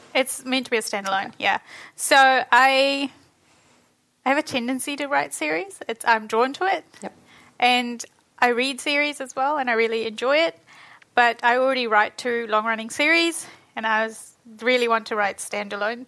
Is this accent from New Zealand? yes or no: yes; New Zealand; born or raised there; also born or lived in Fiji